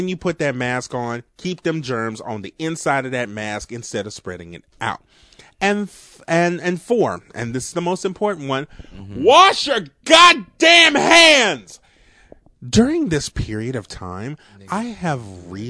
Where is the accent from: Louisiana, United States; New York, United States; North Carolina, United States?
Louisiana, United States; New Orleans; accent: New Orleans; my New Orleans accent